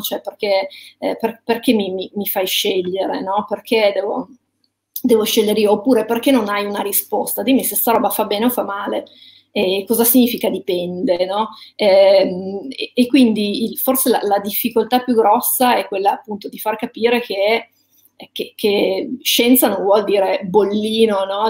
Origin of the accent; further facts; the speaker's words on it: Ivrea, Piedmont, Italy; sono nata a Ivrea